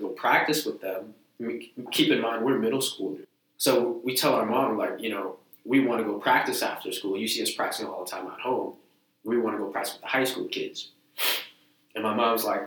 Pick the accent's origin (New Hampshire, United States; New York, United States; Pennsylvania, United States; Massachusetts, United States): Massachusetts, United States; Lynn; also born or lived in Malden, Massachusetts; I was born in Malden, but I was raised in Lynn